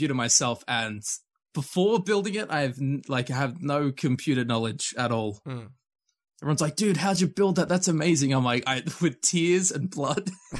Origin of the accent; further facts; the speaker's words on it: Australia; being Australian